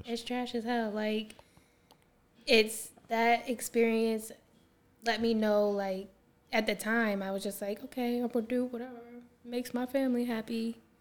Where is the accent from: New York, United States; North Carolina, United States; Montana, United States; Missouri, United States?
New York, United States; Syracuse; I'm from here, Syracuse, New York